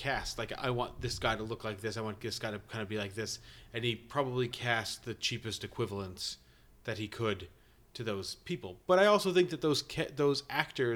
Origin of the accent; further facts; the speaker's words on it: East Coast, United States; on the East Coast here, you know, where I'm from.